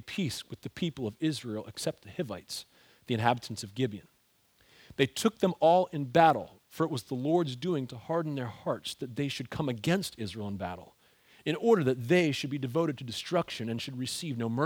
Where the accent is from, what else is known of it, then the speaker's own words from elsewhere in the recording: Ontario, Canada; also born or lived in Philadelphia suburbs, Pennsylvania, United States; now in United States; growing up as a hockey-loving kid in Ontario, Canada